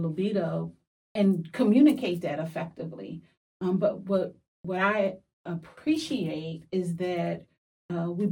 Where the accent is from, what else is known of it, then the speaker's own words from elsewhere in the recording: Philadelphia, Pennsylvania, United States; I'm from Philly.